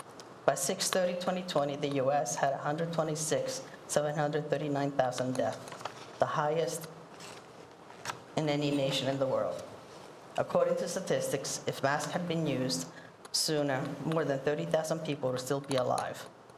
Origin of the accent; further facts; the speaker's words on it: Italy; now in New York, United States; in Italy, I'm from Italy.